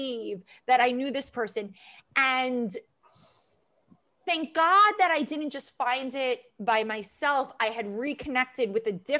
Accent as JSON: {"language": "English", "town": "East Meadow", "region": "New York", "country": "United States", "tie": "born or raised there", "also_born_or_lived": "Queens, New York", "said": "East Meadow, Long Island. Yeah, a little bit in Queens"}